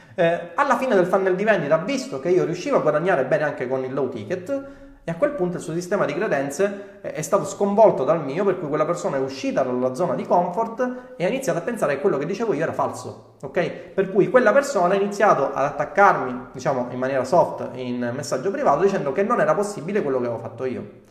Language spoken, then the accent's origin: Italian; Sicily, Italy; accent: Sicilian; ho l'accento siciliano